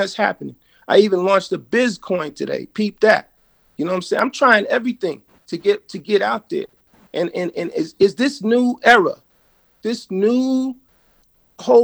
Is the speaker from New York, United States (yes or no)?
yes; New York City, New York, United States; also born or lived in Freeport, Long Island, New York; Grew up in Brooklyn and Freeport, Long Island